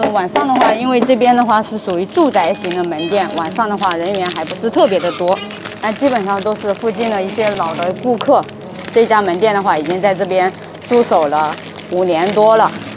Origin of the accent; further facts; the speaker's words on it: Anhui, China; now in Wuhan, China; 我是安徽人，九零后，是这家店的创客，就是 Today 的一个店长，就是负责这家店全部的一个运营